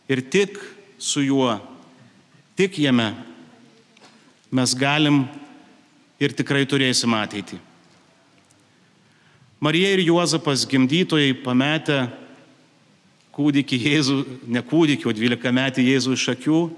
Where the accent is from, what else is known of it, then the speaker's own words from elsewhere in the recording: Dzūkija, Lithuania; Esu kilęs iš Zukijos